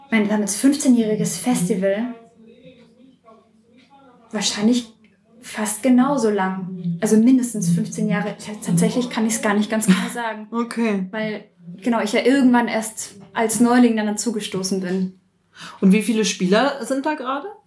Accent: Würzburg, Bavaria, Germany; Aus Würzburg bin ich.

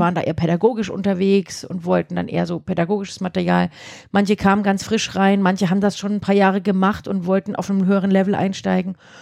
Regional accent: Thuringia, Germany; also born or lived in Erfurt; now in Würzburg, Germany; ich komme aus Würzburg, aber ich komme eigentlich gar nicht aus Würzburg. Aha. Ja, ich komme aus Thüringen

